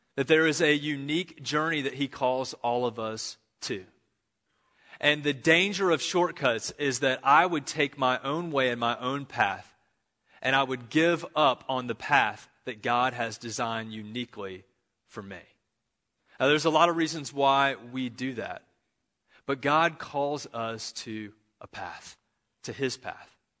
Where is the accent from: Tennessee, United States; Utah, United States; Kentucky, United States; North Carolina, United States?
North Carolina, United States; Charlotte; I'm from Charlotte, North Carolina